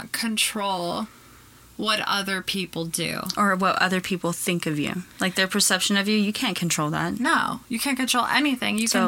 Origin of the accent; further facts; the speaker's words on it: Arizona, United States; born there; also born or lived in Oklahoma; To Arizona from Oklahoma, even though I was born here in Arizona